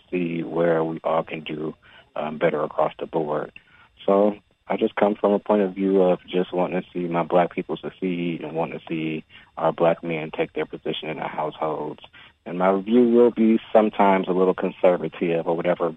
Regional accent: Detroit, Michigan, United States; also born or lived in Atlanta; I was born and raised in Detroit

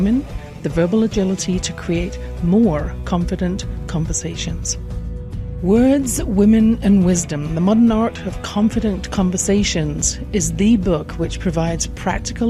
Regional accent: England, United Kingdom; born or raised there

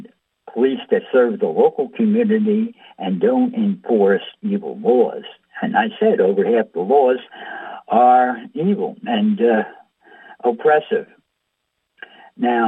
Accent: United States; we grew up here in America

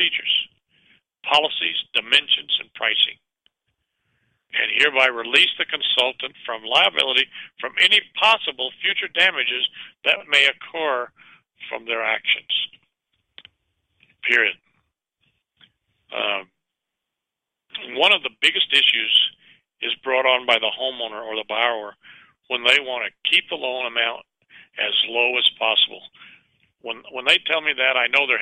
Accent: Richmond, California, United States; also born or lived in San Pablo, California; I grew up in Richmond, California

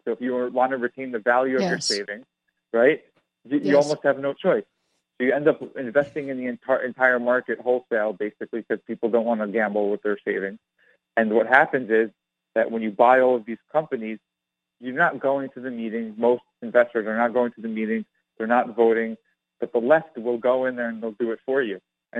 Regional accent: New York, United States; Well, I grew up in New York, so it just kind of was foisted upon me.

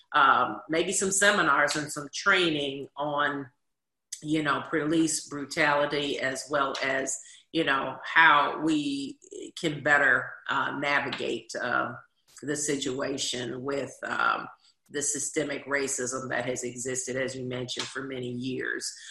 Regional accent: Washington, District of Columbia, United States; When I grew up in Washington D.C., we had something called the Officer Friendly Program

